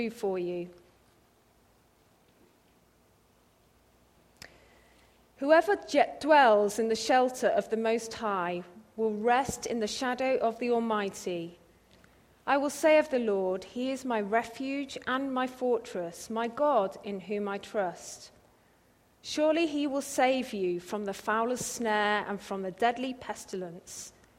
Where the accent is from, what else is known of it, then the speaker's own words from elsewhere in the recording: England, United Kingdom; accent: English; moved away as an adult; also born or lived in Cambridge; We moved here from England, and yeah, I'm really sorry you've got another English accent to listen to.